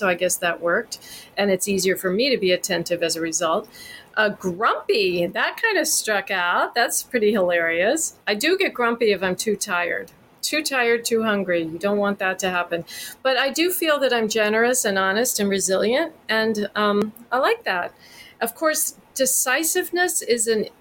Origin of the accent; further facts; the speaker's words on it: Texas, United States; moved away as an adult; I grew up in Texas and left when I was 18, never lived there again